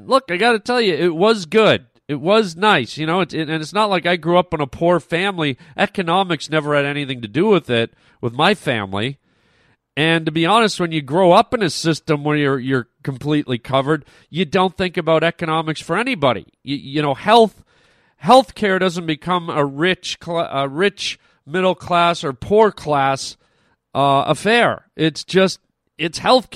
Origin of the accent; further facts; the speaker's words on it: Ontario, Canada; moved away as an adult; I grew up in Ontario